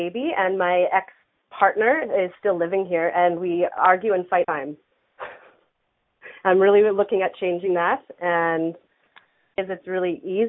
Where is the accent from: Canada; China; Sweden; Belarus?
Canada; Saskatoon, Saskatchewan; actually another Saskatoonian.